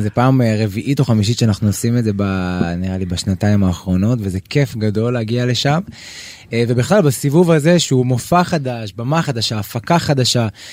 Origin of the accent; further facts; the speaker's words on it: Israel; אני ישראלי, אני רוצה לגור בישראל